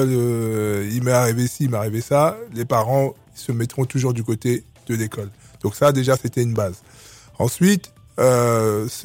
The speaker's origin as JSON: {"language": "French", "country": "Republic of the Congo", "also_born_or_lived": "Clichy-sous-Bois", "moved": "yes", "lives_now": "France", "said": "Et euh, donc moi je suis arrivé en France dans les années 70. {S2} Mm. {S1} Et euh, donc avec, je viens du Congo Brazza et avec des parents qui nous ont"}